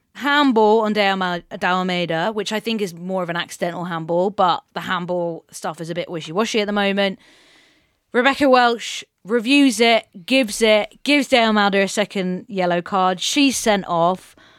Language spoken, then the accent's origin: English; England, United Kingdom; we as English, uh, football nerds